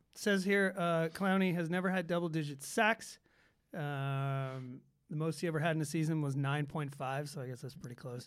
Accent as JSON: {"language": "English", "town": "Atlanta", "region": "Georgia", "country": "United States", "tie": "born or raised there", "said": "Growing up in Atlanta"}